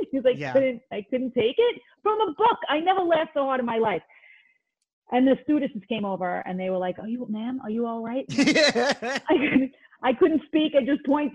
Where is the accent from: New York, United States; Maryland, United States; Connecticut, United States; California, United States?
New York, United States; New York City; growing up in Bensonhurst, everybody tried to look like John Travolta